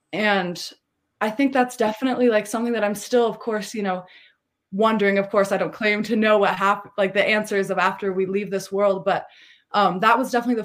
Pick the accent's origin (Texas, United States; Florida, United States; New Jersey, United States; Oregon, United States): Oregon, United States; Tillamook; moved away; also born or lived in California; I was born in California and then we moved up to Oregon. I was raised around my mother, my aunt, my uncle, in a very, very, in a small town, kind of, I don't know if you know about Tillamook cheese, but where the cheese comes from in Oregon. I was raised in a small town on the coast there